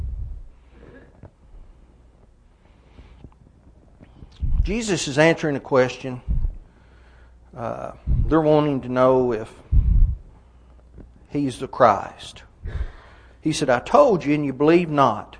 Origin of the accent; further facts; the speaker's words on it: Fentress County, Tennessee, United States; I grew up in Fentress County of Tennessee